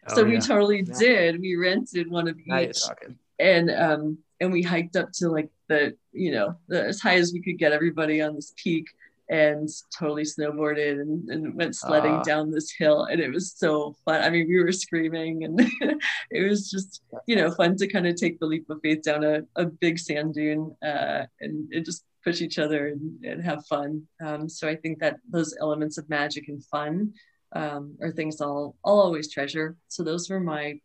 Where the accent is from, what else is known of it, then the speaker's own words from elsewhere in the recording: New England, United States; growing up in New England and taking trips to Maine